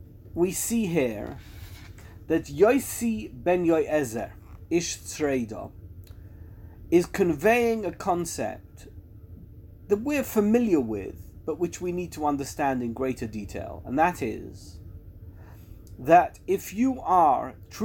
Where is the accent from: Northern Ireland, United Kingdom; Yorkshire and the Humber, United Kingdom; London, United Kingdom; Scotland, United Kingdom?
London, United Kingdom; I come from London